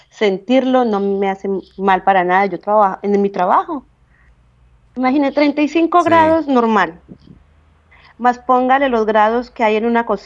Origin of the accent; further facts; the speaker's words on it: Calarcá, Quindío, Colombia; moved away as an adult; now in Switzerland; yo soy de Calarcá, del Quindío